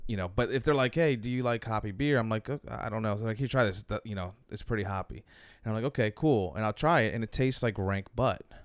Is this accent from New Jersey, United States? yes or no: no; Metairie, Louisiana, United States; I was from Metairie